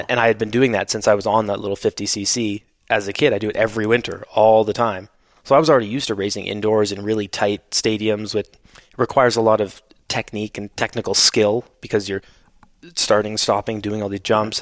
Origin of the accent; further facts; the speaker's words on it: Canada; where I grew up in Canada